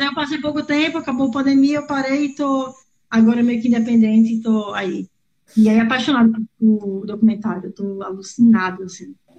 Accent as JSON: {"language": "Portuguese", "region": "Paraíba", "country": "Brazil", "said": "atualmente moro em João Pessoa, sou paraibana"}